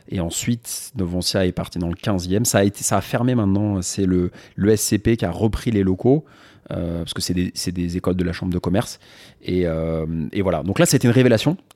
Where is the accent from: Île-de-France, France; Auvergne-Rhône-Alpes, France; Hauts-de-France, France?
Île-de-France, France; Paris; Je suis né à Paris dans le 13e. Après, on a vécu un peu dans le 2 vers la.